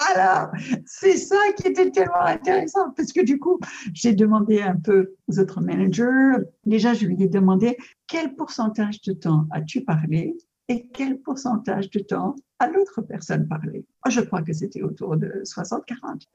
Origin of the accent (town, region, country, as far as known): United States; French is a second language; moved away; also born or lived in France